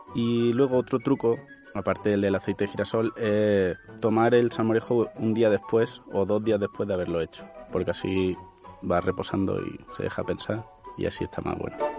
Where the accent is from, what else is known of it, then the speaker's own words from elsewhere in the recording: Córdoba, Andalusia, Spain; soy cordobés